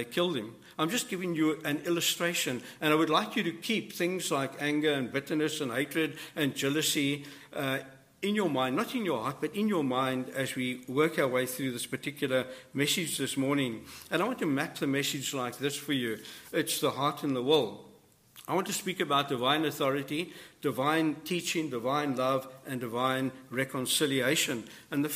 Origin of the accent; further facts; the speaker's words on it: South Africa; moved away; I come from South Africa